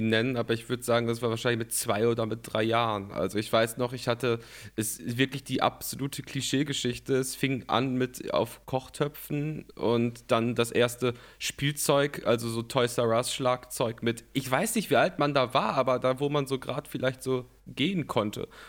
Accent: North Rhine-Westphalia, Germany; ich komme aus Nordrhein-Westfalen, so viel, mhm. so viel sage ich mal, und ähm, lebe in Köln. Ja, lebe in Köln okay. und bin nicht, nicht weit weg von hier aufgewachsen

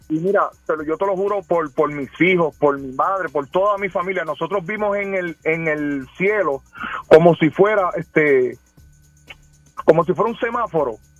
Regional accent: Ponce, Puerto Rico; yo soy de, Ponce

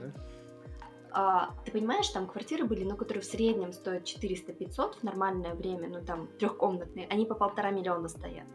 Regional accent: Kazakhstan; я местная

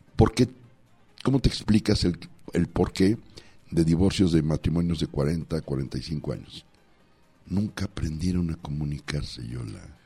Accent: Los Mochis, Sinaloa, Mexico; mi pueblo de mi tierrita saludos a los mochis

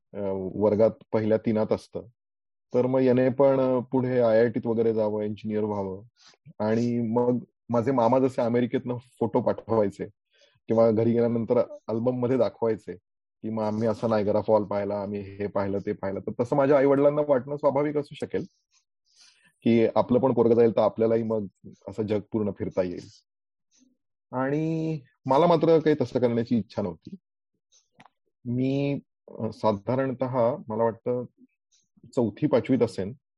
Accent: Aurangabad, Maharashtra, India; मी मूळ औरंगाबादचा

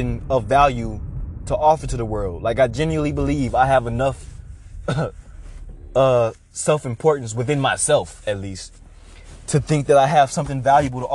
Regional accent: United States; I am a 21-year-old African-American male growing up in America.

